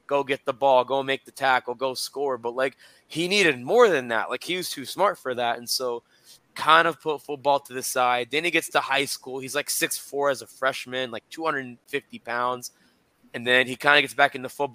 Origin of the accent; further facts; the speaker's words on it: Lexington, Kentucky, United States; I grew up in Lexington. I didn't just go to school there. I actually grew up there.